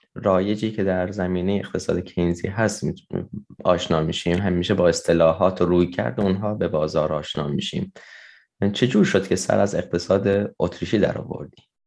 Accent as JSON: {"language": "Persian", "region": "Fars", "country": "Iran", "said": "توی استان فارس هست که توی شهر خودمون"}